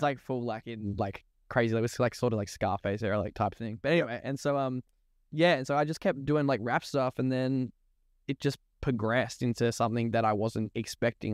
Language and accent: English; Ringwood, Victoria, Australia; I grew up in the Eastern Suburbs in Ringwood